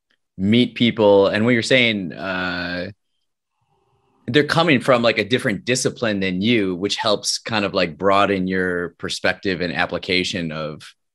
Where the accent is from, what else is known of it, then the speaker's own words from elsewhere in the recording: United States; I have my experiences as an American, and I approach my life raised by American culture.